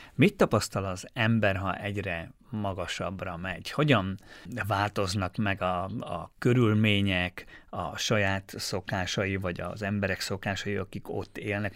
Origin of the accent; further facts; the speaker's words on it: Štúrovo, Nitra Region, Slovakia; én Párkányban nőttem fel, és ugye minden nap arra ébredtem, hogy a bazilikát, az esztergom női bazilikát láttam